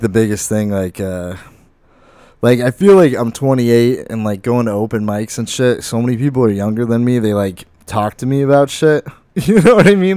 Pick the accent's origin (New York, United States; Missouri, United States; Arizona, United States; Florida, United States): Arizona, United States; Lake Havasu City; I'm from Lake Havasu